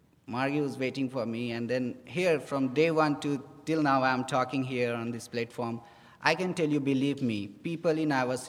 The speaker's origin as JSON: {"language": "English", "country": "India", "moved": "as an adult", "lives_now": "United States", "said": "I'm from India"}